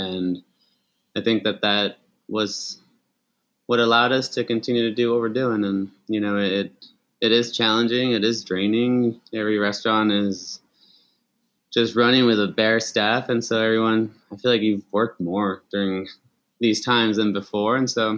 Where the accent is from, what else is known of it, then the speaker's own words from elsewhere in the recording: Chihuahua, Mexico; And so we grew up in Chihuahua. All my family's Mexican.